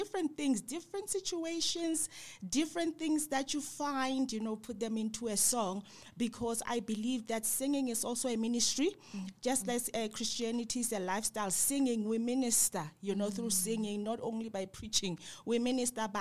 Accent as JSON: {"language": "English", "town": "Klerksdorp", "region": "North West", "country": "South Africa", "tie": "born or raised there", "also_born_or_lived": "West Rand", "moved": "yes", "said": "I grew up in Klerksdorp"}